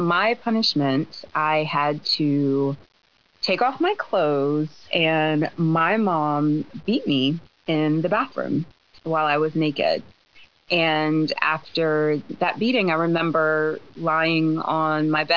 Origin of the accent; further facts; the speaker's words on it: Baltimore, Maryland, United States; my mom did everything that she could to shelter my sister and I growing up in Baltimore, Maryland.